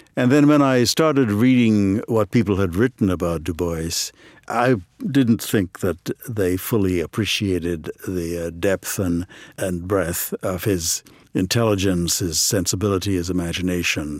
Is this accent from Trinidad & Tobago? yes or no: yes; Trinidad & Tobago; moved away as an adult; also born or lived in Ohio; now in United States; I grew up in Trinidad and Tobago